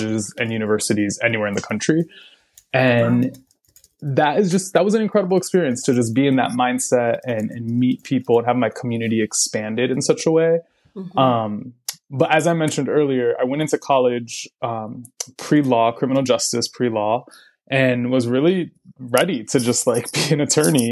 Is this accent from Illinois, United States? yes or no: no; Massachusetts, United States; also born or lived in San Francisco Bay Area, California / Puerto Rico (family); now in Chicago, United States; I'm from Massachusetts originally.